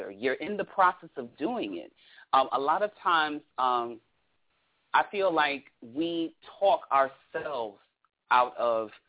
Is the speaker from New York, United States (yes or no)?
yes; Brooklyn, New York, United States; I'm from Brooklyn.